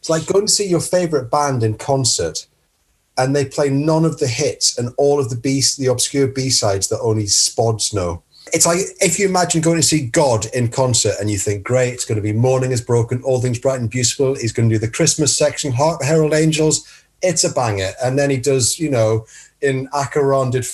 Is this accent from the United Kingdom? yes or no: yes; Northumbria, North East England, United Kingdom; the poverty of growing up in Northumbria with nice parents